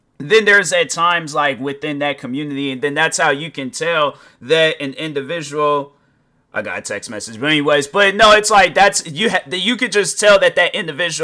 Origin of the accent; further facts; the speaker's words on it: United States; I'm African American